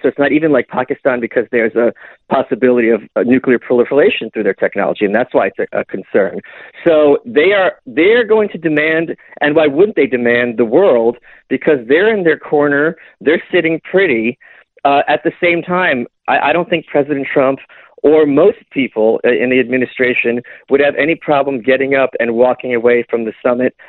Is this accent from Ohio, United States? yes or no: no; New York, United States; I'm from New York